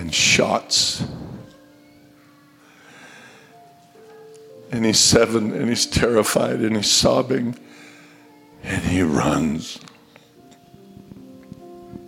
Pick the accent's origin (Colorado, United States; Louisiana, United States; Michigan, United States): Colorado, United States; moved away; I was raised in Colorado